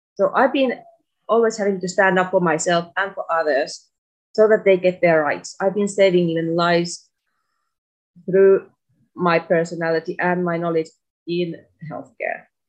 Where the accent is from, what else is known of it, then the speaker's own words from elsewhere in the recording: Finland; moved away as an adult; now in Tunisia; my home country